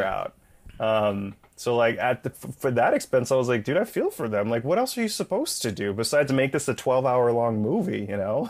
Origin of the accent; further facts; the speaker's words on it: Bay Area, California, United States; my hometown up in the Bay Area